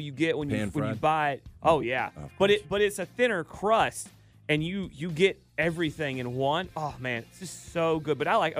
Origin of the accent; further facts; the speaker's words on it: the South, United States; I've eaten my share growing up in the South